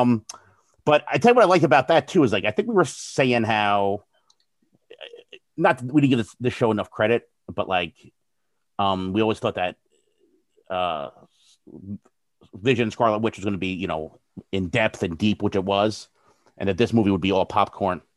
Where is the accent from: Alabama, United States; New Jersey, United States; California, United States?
New Jersey, United States; I'm from New Jersey